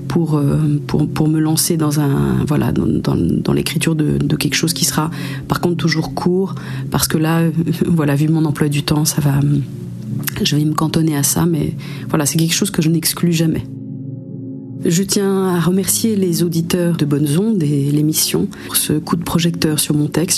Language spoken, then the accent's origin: French; Geneva, Switzerland; now in Jura, France; Je suis née euh, en Suisse, euh, à Genève plus particulièrement, mais j'habite depuis une quinzaine d'années dans le Jura, donc dans le Jura français